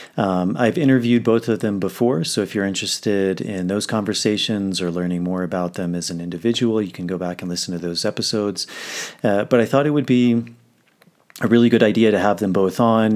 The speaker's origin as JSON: {"language": "English", "country": "United States", "moved": "yes", "lives_now": "Peru", "said": "I'm in Peru, but, uh, I'm, I'm from the States"}